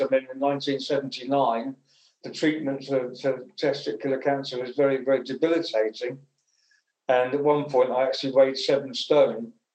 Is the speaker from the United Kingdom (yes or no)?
yes; Essex, East of England, United Kingdom; I was born in Essex, and um, I went to a comprehensive school when I was 11